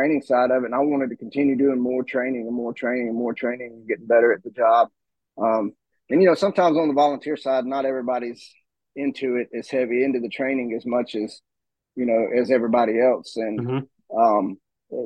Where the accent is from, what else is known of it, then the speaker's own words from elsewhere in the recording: right outside of Atlanta, in Gwinnett County, Georgia, United States; moved away as an adult; now in Northeast Georgia, United States; I was born and raised in right outside of Atlanta, Georgia, in Gwinnett County